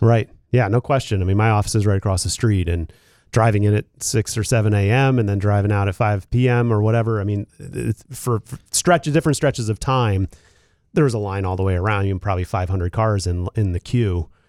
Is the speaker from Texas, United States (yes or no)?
no; Philadelphia, Pennsylvania, United States; also born or lived in Seattle; now in Lansing, United States; I came from Seattle and I'm from Philadelphia